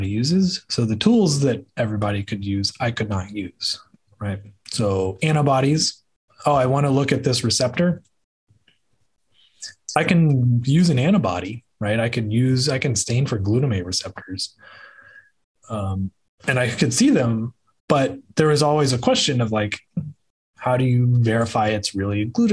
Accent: Dallas, Texas, United States; I grew up here in the North Texas area

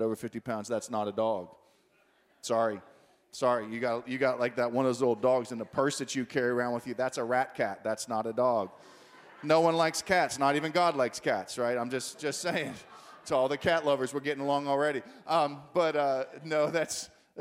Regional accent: Pittsburgh, Pennsylvania, United States; I'm from Pittsburgh

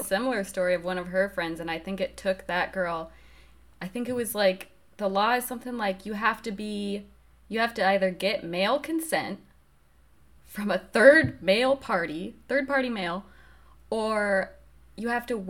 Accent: Colorado, United States; Because we're both from Colorado. It's pretty liberal.

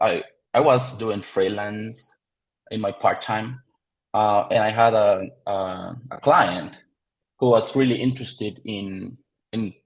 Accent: El Salvador; I live in El Salvador. I am from El Salvador.

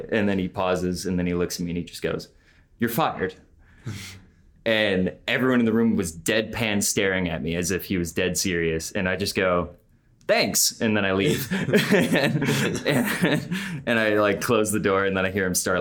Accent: Clarkston, United States

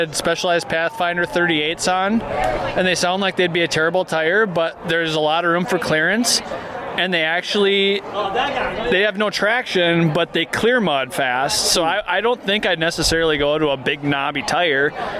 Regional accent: Hartland, Minnesota, United States; I'm from Heartland, Minnesota, which is just north of the Iowa border where I-35 and I-90 cross.

